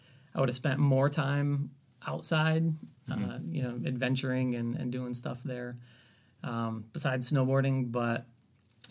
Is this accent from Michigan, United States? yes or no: yes; northern Michigan, United States; So I grew up in Michigan, born and raised. Kind of grew up in northern Michigan